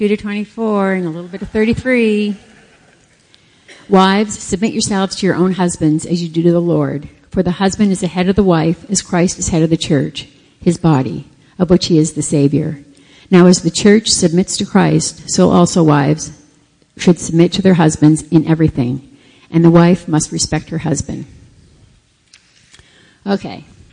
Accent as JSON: {"language": "English", "country": "Canada", "moved": "yes", "said": "we're Canadian, so we were up in Canada, and we were having dinner with my whole family."}